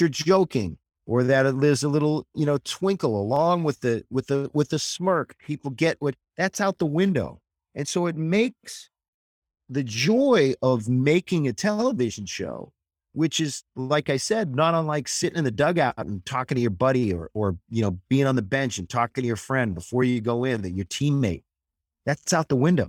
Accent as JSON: {"language": "English", "region": "New Hampshire", "country": "United States", "tie": "born or raised there", "also_born_or_lived": "Los Angeles", "moved": "as an adult", "said": "I grew up in New Hampshire, uh, about forty miles north of Boston"}